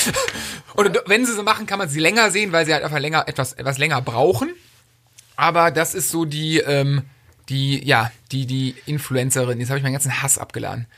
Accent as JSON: {"language": "German", "town": "Cologne", "region": "North Rhine-Westphalia", "country": "Germany", "said": "Ich komme aus der Ecke von Köln"}